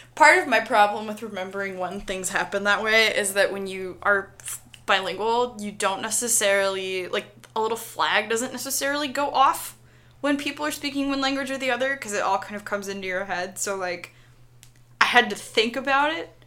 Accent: Miami, Florida, United States; I am of Cuban descent, and I grew up in Miami in a very Cuban part of town

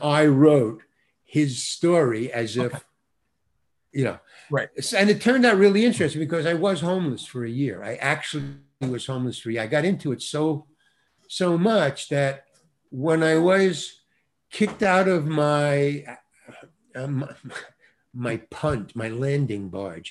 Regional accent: New York, United States; moved away; I come from New York, obviously. I think you can tell by the way I talk.

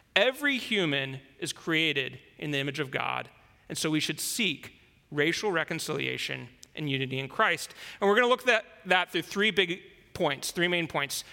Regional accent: United States; moved away as an adult; now in China; as an American, somebody who lived there my whole life before I came to China

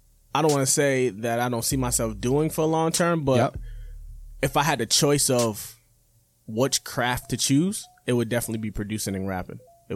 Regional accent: Boston, Massachusetts, United States; I grew up in Four Corners, or Dorchester in Four Corners.

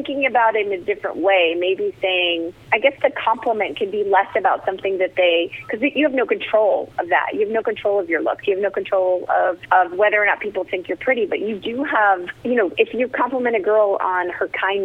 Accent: New Jersey, United States; I grew up in New Jersey and was youngest of 4

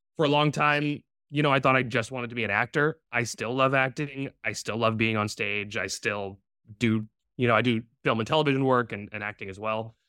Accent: Providence, Rhode Island, United States; moved away as an adult; now in New York, United States; I was born and raised in Providence, Rhode Island

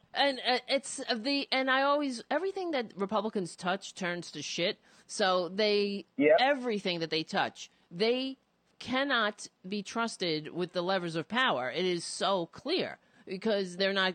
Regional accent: New York City, New York, United States; moved away; I grew up on Staten Island

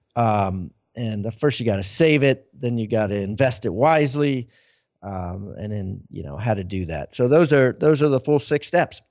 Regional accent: Maryland, United States; moved away; I'm from Maryland originally

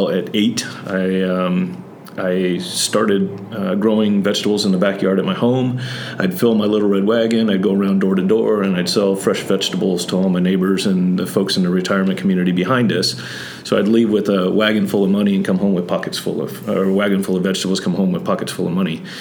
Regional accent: Santa Barbara, California, United States; also born or lived in Texas / Oklahoma / Kansas / Missouri; I'm originally from Southern California, Santa Barbara, born and raised there, but I bounced around quite a bit.

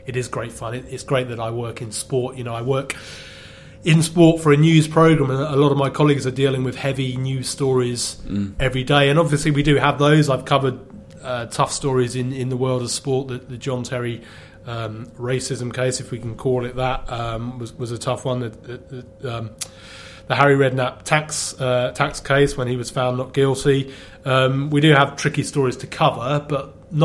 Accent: Tandridge, South East England, United Kingdom; I grew up in a place called a tiny little village called Tandridge near Oxted

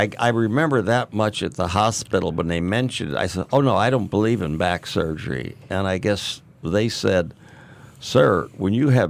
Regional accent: St. Louis, Missouri, United States; Well, I was born in St. Louis, Missouri, and just raised right there.

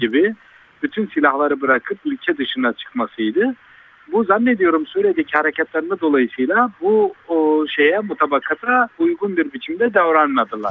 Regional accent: Urfa, Şanlıurfa, Turkey

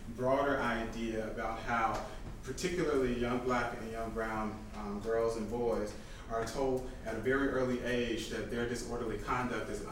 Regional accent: Atlanta, Georgia, United States; I grew up in the Atlanta area.

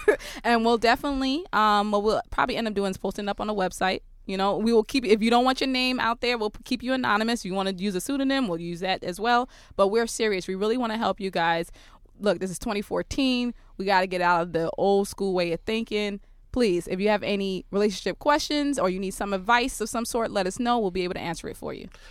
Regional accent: New York City, New York, United States; I, I'm from Brooklyn

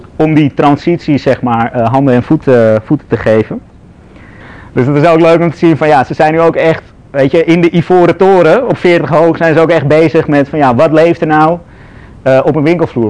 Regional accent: Amsterdam, North Holland, Netherlands; ik ben zelf, zoals je hoort, ik ben Amsterdammer

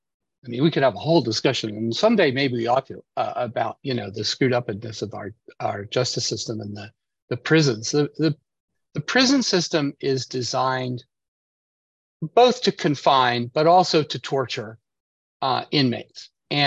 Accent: United States; I'm an American patriot, but I'm a patriot to the country and the Constitution

